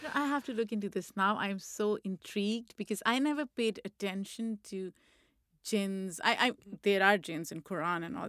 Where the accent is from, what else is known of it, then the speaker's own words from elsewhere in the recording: Lahore, Punjab, Pakistan; moved away as an adult; also born or lived in Rawalpindi, Pakistan; now in United States; I was born in Pindi and I was raised in Lahore